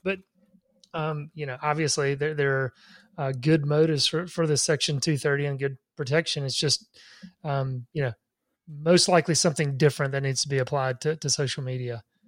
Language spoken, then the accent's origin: English; Laurel, Mississippi, United States; my hometown of Laurel, Mississippi